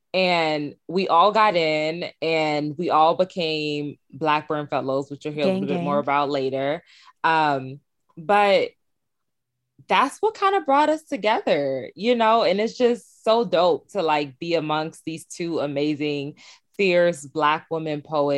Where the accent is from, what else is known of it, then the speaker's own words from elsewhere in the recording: New York City, New York, United States; now in Providence, United States; I use she, her pronouns. I'm from Brooklyn. I rep it hard. Right now, I'm living in Providence, Rhode Island.